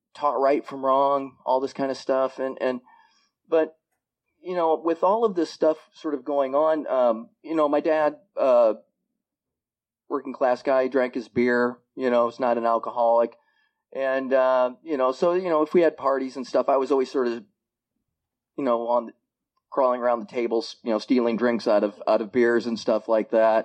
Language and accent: English; Iowa, United States; moved away as an adult; now in Bellingham, United States; I was born in Iowa and lived in Iowa for the first 37 years of my life